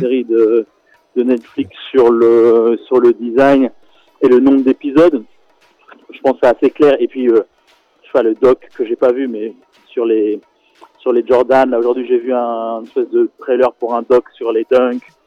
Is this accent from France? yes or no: no; Senegal; moved away; j'ai grandi au Sénégal